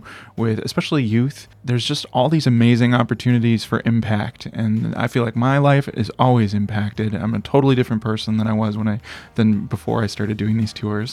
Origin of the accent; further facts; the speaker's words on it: Milwaukee, Wisconsin, United States; moved away as an adult; now in Nashville, United States; I'm originally from Milwaukee, Wisconsin, but 6 years ago moved to Nashville, Tennessee to pursue music